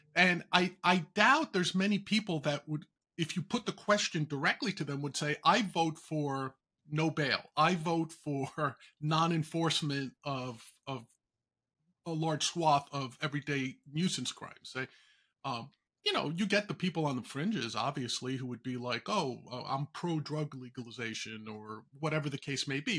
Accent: New York, United States; a native New Yorker

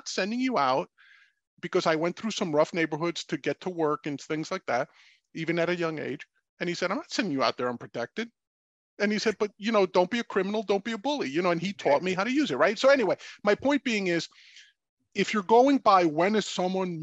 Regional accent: New York City, New York, United States; I grew up in the South Bronx in the 70s

